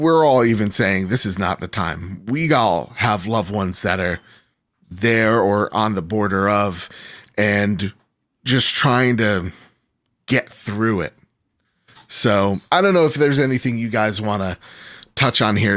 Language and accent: English; United States; I'm American